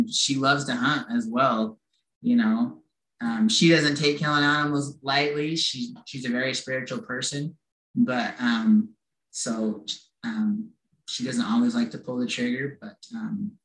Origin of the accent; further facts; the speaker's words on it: Centerville, Utah, United States; I grew up in Utah. I've lived here my whole life. Actually, I grew up in Centerville